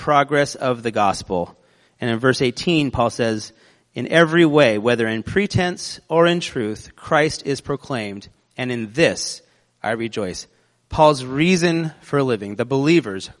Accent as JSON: {"language": "English", "country": "United States", "said": "We're American."}